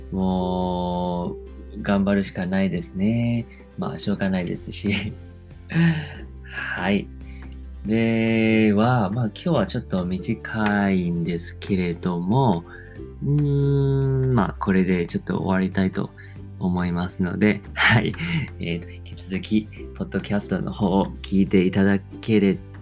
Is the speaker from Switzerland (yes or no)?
no; Taiwan; Japanese is a second language; moved away as an adult; now in Japan; 台湾生まれ、台湾育ちなんですけど、で大学卒業してから、えー、まあ、日本に来て